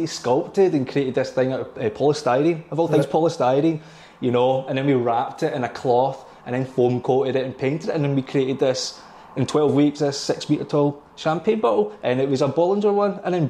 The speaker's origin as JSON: {"language": "English", "town": "Kilmarnock", "region": "Scotland", "country": "United Kingdom", "tie": "born or raised there", "said": "me growing up in Kilmarnock, being in a poor family"}